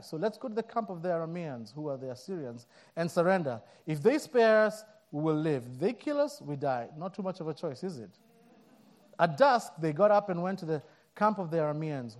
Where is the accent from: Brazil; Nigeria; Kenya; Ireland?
Kenya; moved away; I'm born and raised in Africa, in Kenya